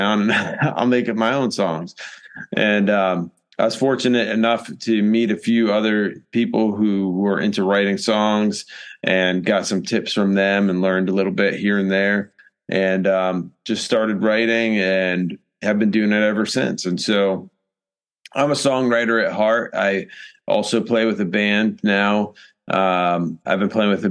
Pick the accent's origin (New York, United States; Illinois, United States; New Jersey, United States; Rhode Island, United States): Rhode Island, United States; moved away as an adult; now in South Carolina, United States; I'm from Rhode Island originally. I moved down here to South Carolina back in 1994. I was 18 and just graduated high school